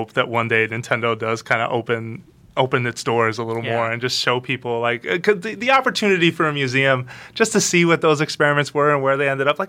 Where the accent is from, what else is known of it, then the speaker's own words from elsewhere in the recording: New York, United States; I was born and raised in New York.